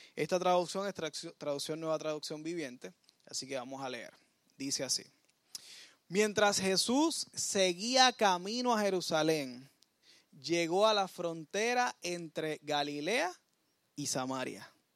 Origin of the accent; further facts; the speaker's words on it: Puerto Rico; nosotros como puertorriqueños